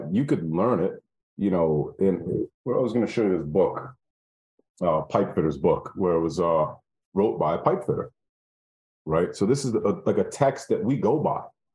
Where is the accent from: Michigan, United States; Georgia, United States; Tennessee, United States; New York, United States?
New York, United States; I'm from the North, I'm from, you know, New York.